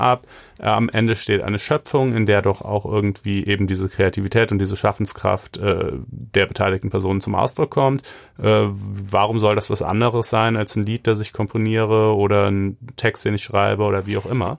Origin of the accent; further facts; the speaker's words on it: Germany; ich bin ja auch in Deutschland groß geworden